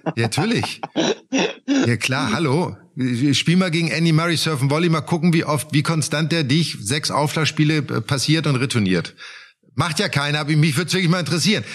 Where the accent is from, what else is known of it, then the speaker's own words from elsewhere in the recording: Germany; bei uns in Deutschland